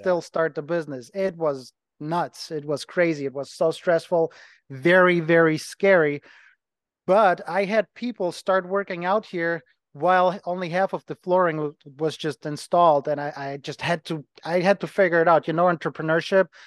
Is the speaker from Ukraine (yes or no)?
yes; Ukraine; English is a second language; moved away as an adult; also born or lived in Germany; now in Cleveland, United States; I'm from Ukraine, was born in Ukraine. I lived as a kid in Germany for about seven years, went back, went back to Ukraine.